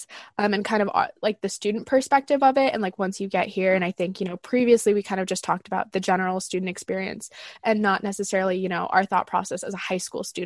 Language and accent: English; Palos Verdes, California, United States; I'm a junior from Palos Verdes, California